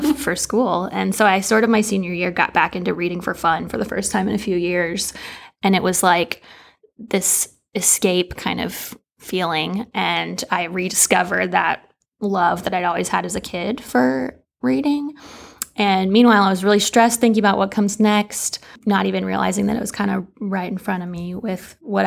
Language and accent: English; Lexington, Kentucky, United States; I am from Lexington originally and have spent most of my life here.